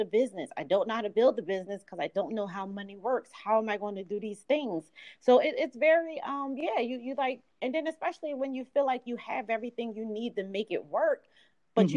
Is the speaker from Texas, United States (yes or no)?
no; Philadelphia, Pennsylvania, United States; I'm from Philadelphia, grew up in South Philly.